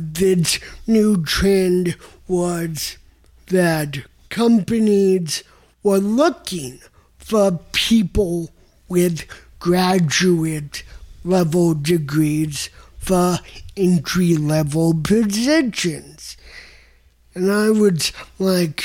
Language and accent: English; New York, United States; now in Tucson, United States; I'm already from New York and am very lucky to have a place there